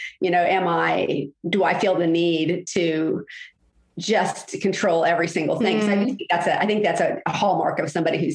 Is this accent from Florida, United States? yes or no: yes; Jacksonville, Florida, United States; I grew up in Jacksonville.